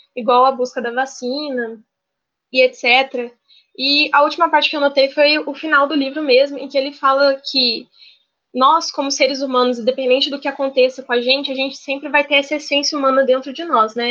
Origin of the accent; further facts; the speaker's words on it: Ribeirão Preto, São Paulo, Brazil; now in Juiz de Fora, Brazil; eu nasci em Ribeirão Preto, São Paulo, mas atualmente eu moro em Juiz de Fora, em Minas Gerais